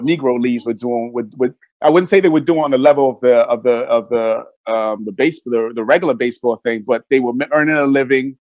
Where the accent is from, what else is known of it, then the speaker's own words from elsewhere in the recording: Nigeria; now in United States; I'm Nigerian